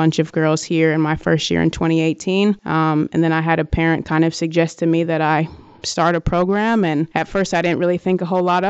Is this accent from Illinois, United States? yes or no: no; Wisconsin, United States; moved away as an adult; my home state of Wisconsin